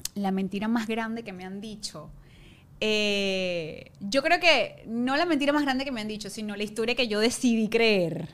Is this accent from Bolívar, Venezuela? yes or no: yes; Ciudad Guayana, Bolívar, Venezuela; moved away as an adult; now in Caracas, Venezuela; vivía en Guayana